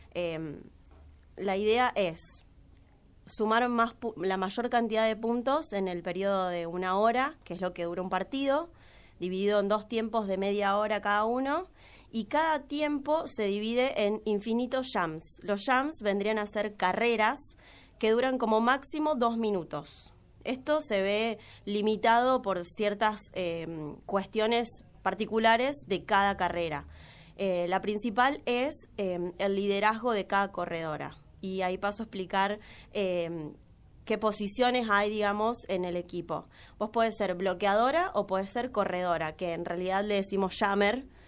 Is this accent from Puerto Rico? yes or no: no; Santa Fe, Argentina; now in Córdoba, Argentina; vengo de Santa Fe, me vine a estudiar, ahora estoy trabajando y estudio letras modernas.